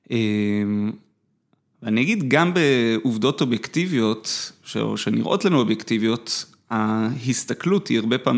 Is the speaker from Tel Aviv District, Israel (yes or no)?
no; Jerusalem, Jerusalem District, Israel; אני גדלתי בתור ילד טוב ירושלים. למדתי בתיכון של חנונים. איפה גדלת? אה, בבית הכרם. למדתי בליאדה.